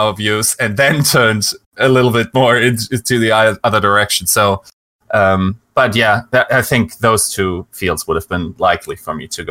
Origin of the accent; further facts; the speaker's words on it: Düsseldorf, North Rhine-Westphalia, Germany; I grew up in Western Germany in North Rhine-Westphalia, and there in the capital city, Düsseldorf.